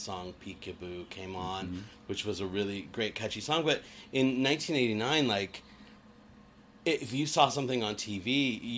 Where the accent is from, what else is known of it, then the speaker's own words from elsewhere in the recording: Littleton, Colorado, United States; moved away as an adult; also born or lived in Denver, Colorado; now in California, United States; I grew up in Denver, Colorado, in a little town called Littleton, Colorado